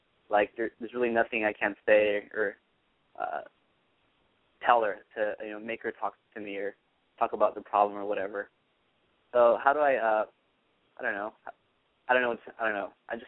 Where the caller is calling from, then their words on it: Los Angeles, California, United States; I'm calling from L.A., and I'm 19.